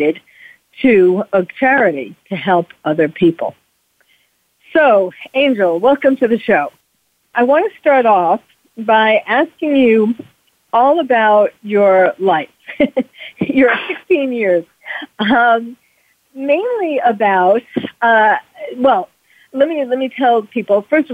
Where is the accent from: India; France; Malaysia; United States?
United States; New York City, New York; now in California, United States; New York City, which is where I was born and raised in New York City